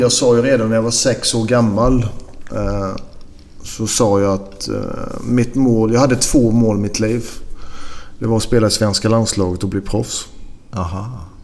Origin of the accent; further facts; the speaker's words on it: Sweden; moved away; also born or lived in Belgium / Greece; hemma i Sverige